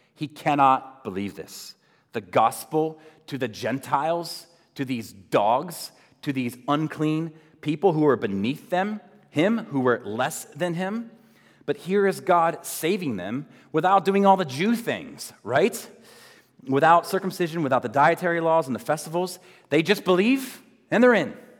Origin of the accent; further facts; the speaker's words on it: United States; especially as Americans